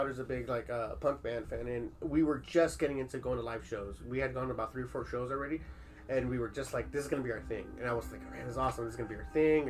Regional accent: Southern California, United States; I'm from California

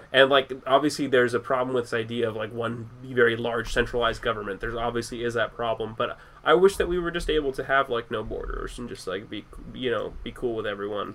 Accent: United States; as a person who's traveled and has has like has met problems with being an American

